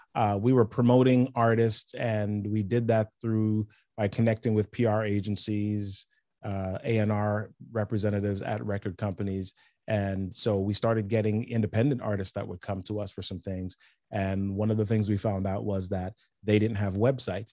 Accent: New York City, New York, United States; I grew up in the Bronx, New York City, Yankees fan

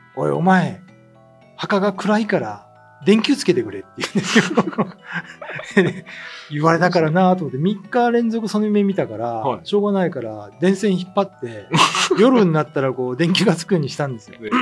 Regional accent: mainland Japan, Japan; moved away as an adult; now in Okinawa, Japan; 僕らはほら、まあ内地出身じゃないですか。

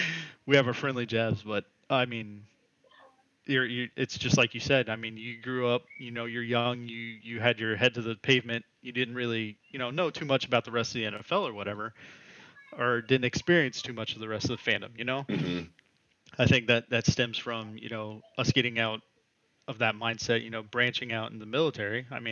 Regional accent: Indianapolis, Indiana, United States; I grew up in Indianapolis, you know, in that area.

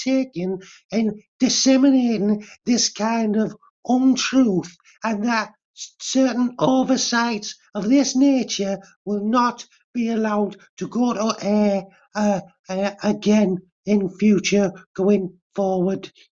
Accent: Glasgow, Scotland, United Kingdom; as a Glaswegian myself

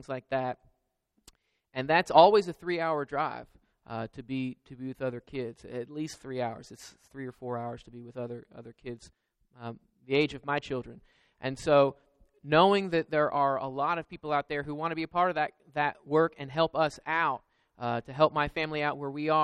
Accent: Georgia, United States; moved away; also born or lived in Florida / Kentucky; I grew up in Georgia and I was in Florida and Kentucky

